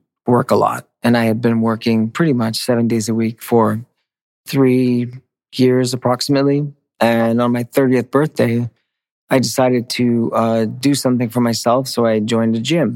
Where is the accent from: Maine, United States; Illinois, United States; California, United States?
Maine, United States; moved away; I grew up in Maine